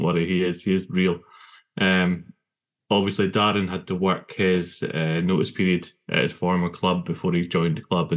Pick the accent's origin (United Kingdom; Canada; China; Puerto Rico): United Kingdom; Elgin, Scotland; I grew up in Elgin